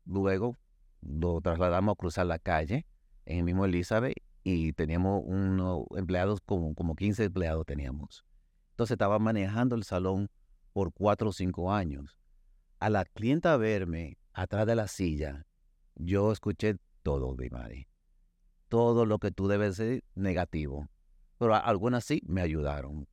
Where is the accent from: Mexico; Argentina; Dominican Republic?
Dominican Republic; soy dominicano